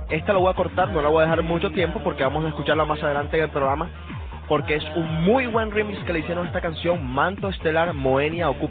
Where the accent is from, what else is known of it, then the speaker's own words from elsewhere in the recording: Barranquilla, Atlántico, Colombia; moved away; un grupo barranquillero de mi tierra, se llama